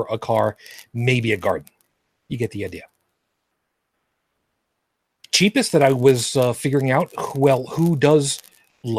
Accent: Long Island, New York, United States; where I grew up on Long Island, we had a third of an acre

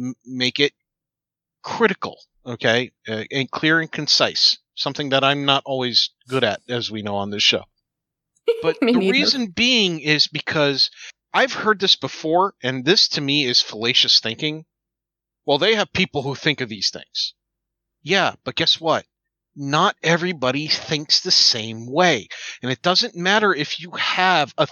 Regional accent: United States; as an American

